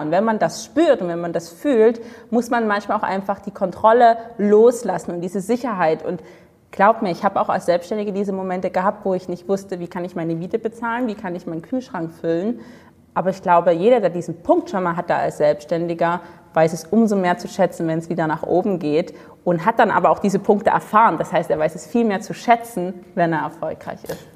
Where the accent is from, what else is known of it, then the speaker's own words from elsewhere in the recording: Dresden, Saxony, Germany; Also ich komme aus Dresden, im stillen Osten von Deutschland